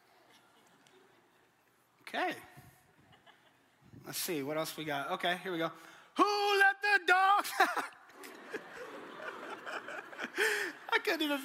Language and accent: English; Colorado, United States; moved away; I'm originally from Colorado and I'm a Denver Broncos fan